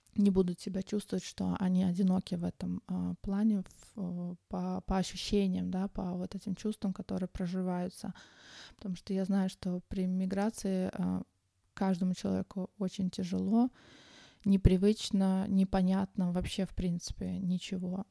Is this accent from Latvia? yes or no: no; Tashkent, Uzbekistan; moved away as an adult; now in Sweden; я родом из Ташкента. В Швеции я живу уже около 21 года